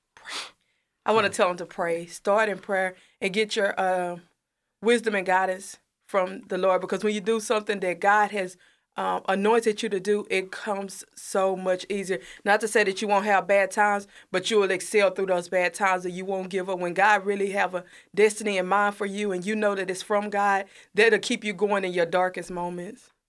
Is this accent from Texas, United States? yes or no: yes; Corsicana, Texas, United States; also born or lived in Mahia; I'm originally from Mahia, but I moved to Corsicana when I was about eight. I've been here ever since